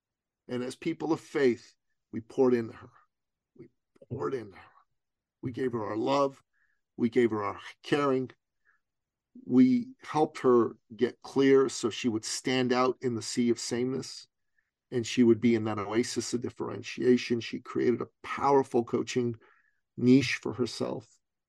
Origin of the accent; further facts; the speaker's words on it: Toronto, Ontario, Canada; Now, she's from Ottawa. I'm from Toronto. 5 hours apart driving distance.